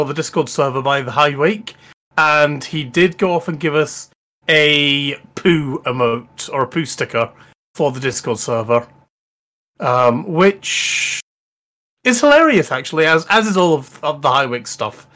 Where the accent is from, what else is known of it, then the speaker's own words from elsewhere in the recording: Scotland, United Kingdom; accent: Scottish, East Coast; I will also apologise for actually sounding slightly Scottish this evening.